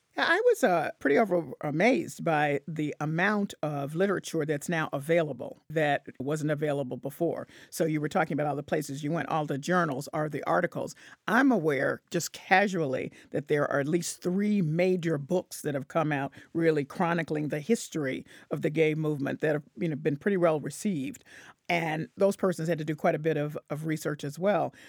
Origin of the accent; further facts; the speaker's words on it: Memphis, Tennessee, United States; I'm from Memphis